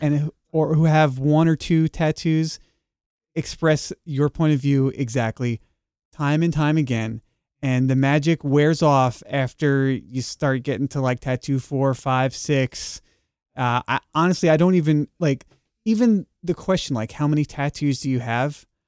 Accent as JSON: {"language": "English", "region": "New York", "country": "United States", "also_born_or_lived": "Texas", "moved": "yes", "said": "after moving back to New York, uh, from being a Texan for ten years"}